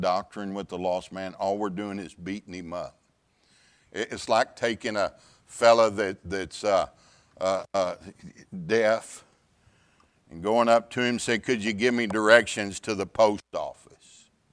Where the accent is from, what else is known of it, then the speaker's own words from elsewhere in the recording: Pasadena, Texas, United States; I grew up in the Houston area in a town called Pasadena, Texas